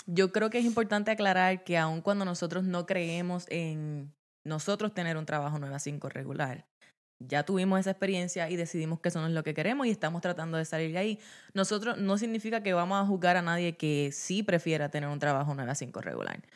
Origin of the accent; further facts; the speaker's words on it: Guayanilla, Puerto Rico; moved away as an adult; also born or lived in Yauco, Puerto Rico / Mayagüez, Puerto Rico; now in Maryland, United States; Yo nací en el sur de Puerto Rico, nací en Yauco y me crié en Guayanilla, Puerto Rico, eh, toda mi vida hasta los 18, 19 años